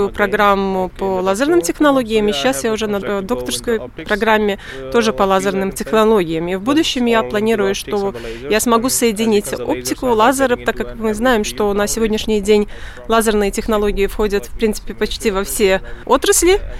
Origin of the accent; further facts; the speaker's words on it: Punjab, India; Russian is a second language; Я окончила программу бакалавра по аэронавтике в Индии, в моем родном городе Панджаб.